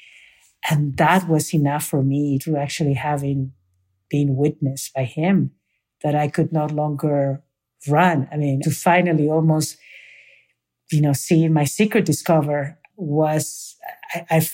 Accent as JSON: {"language": "English", "country": "Peru", "moved": "yes", "lives_now": "United States", "said": "from Peru"}